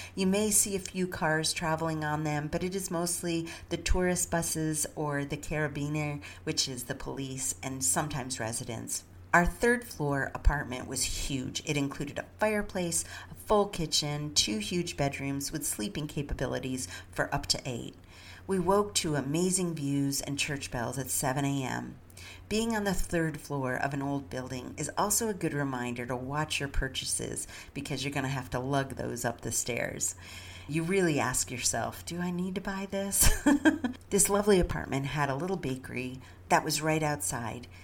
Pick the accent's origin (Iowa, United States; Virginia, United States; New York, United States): New York, United States; the Adirondacks, Northern; I grew up in Northern New York in the Adirondacks